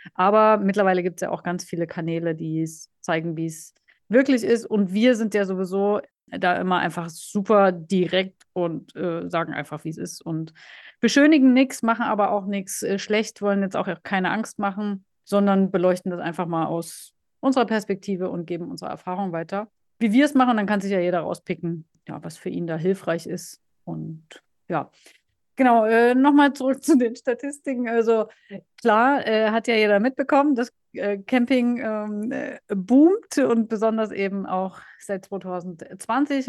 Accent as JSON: {"language": "German", "country": "Germany", "said": "bei uns in Deutschland"}